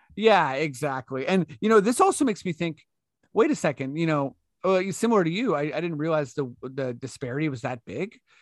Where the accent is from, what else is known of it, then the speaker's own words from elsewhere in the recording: Canada; as a Canadian